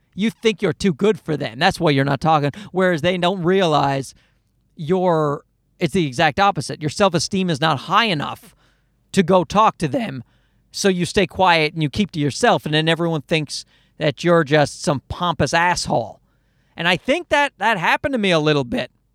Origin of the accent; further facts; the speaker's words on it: Newfoundland and Labrador, Canada; moved away; I grew up in Newfoundland and I never saw any live comedy